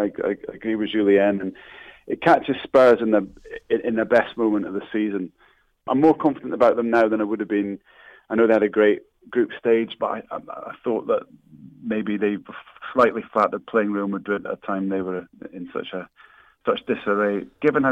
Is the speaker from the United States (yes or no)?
no; Scotland, United Kingdom; I'm Scottish